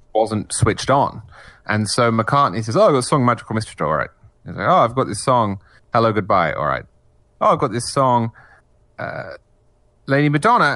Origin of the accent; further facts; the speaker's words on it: England, United Kingdom; moved away as an adult; now in United States; I'm English originally